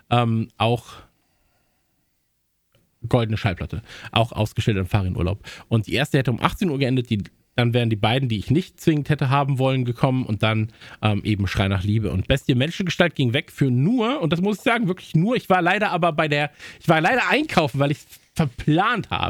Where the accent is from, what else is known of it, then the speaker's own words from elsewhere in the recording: Kempen, North Rhine-Westphalia, Germany; haben natürlich wieder drei äh, Konzerte angekündigt, drei Aufwärmkonzerte in meiner Heimat. Ja, also Campen